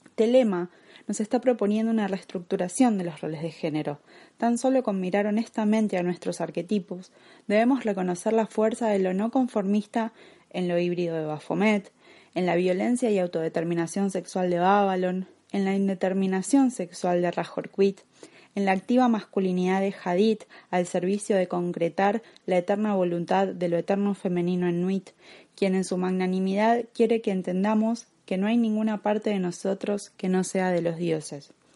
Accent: Argentina; como argentina

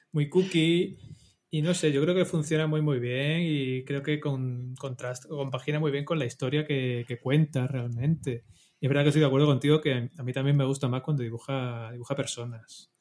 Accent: Spain

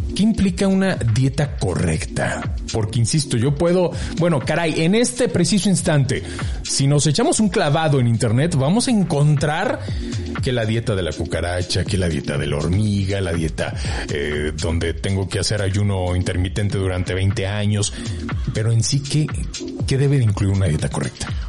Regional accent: Mexico; así somos los mexicanos

